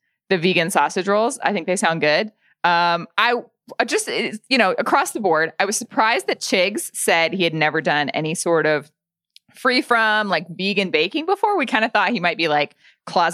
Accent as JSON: {"language": "English", "country": "United States", "said": "as an American"}